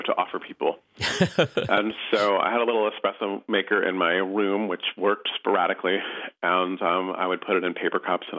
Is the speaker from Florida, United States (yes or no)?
no; San Francisco, California, United States; moved away as an adult; also born or lived in Middletown, Connecticut; I was not really aware growing up in San Francisco of what a unique place San Francisco was.